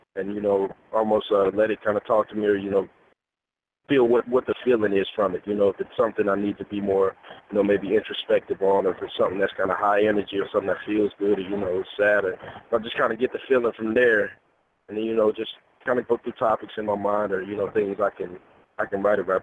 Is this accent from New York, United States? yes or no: no; Kansas City, Missouri, United States; It's where I'm from. I'm from Kansas City.